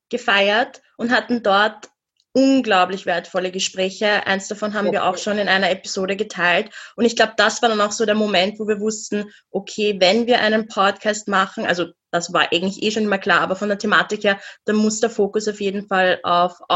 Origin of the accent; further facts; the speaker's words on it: Vienna, Austria; Wir beide, wir sind in Wien aufgewachsen, also du auch in Budapest, aber wir sind in Wien aufgewachsen.